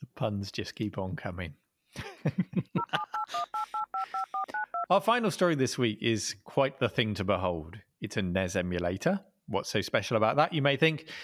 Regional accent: Dorchester, South West England, United Kingdom; hometown in, uh, a place called Dorchester, down in Dorset on the south coast of England

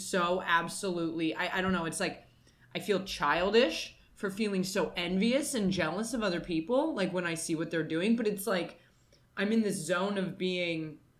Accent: United States; I am American

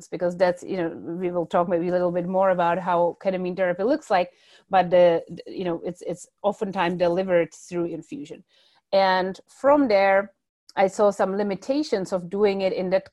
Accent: Czechia; moved away; I come originally from the Czech Republic

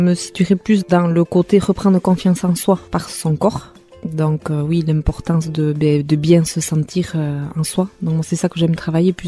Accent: Hasparren, Nouvelle-Aquitaine, France; first language Basque; French is a second language; now in Mendionde, France; je suis native d'Aspagne

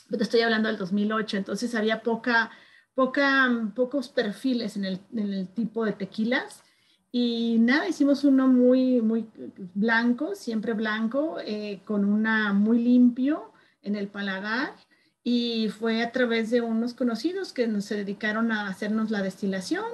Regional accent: Guadalajara, Jalisco, Mexico; moved away as an adult; also born or lived in Mexico City; now in Denver, United States; Soy de Guadalajara, Jalisco, del occidente de México

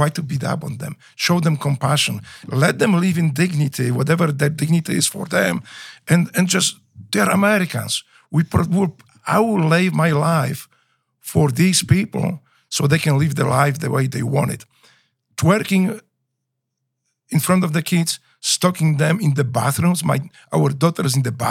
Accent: Łódź, Łódź Voivodeship, Poland; English is a second language; moved away as an adult; now in United States; when I was growing up in Poland

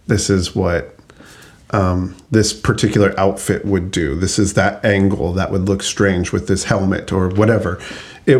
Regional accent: Albuquerque, New Mexico, United States; where I grew up in Albuquerque

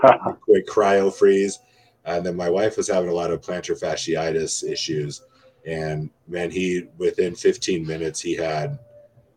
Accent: Palmdale, California, United States; moved away as an adult; I'm from Palmdale, California

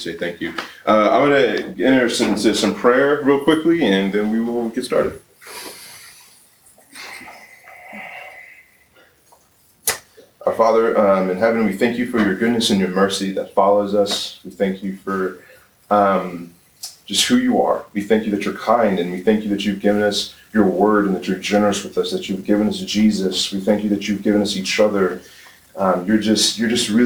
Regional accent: Atlanta, Georgia, United States; born and raised in Atlanta, Georgia

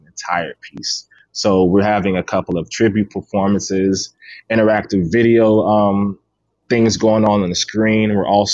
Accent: Clearwater, Florida, United States; growing up in Clearwater

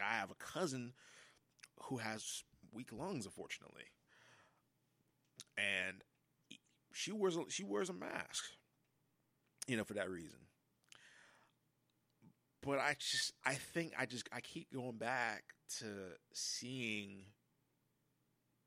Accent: United States; I'm as fucking American as they come

